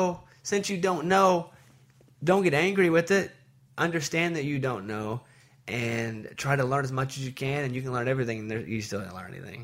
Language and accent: English; Arkansas, United States; moved away; I grew up in Arkansas, so my grandma was a huge … fan